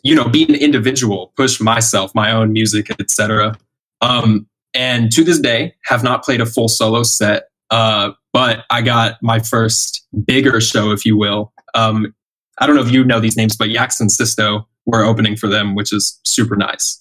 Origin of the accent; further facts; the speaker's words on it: Austin, Texas, United States; moved away as an adult; also born or lived in College Station, Texas; now in Dallas, United States; I'm originally from Austin. I went to college out in a random place called College Station. And then right after college, moved to Dallas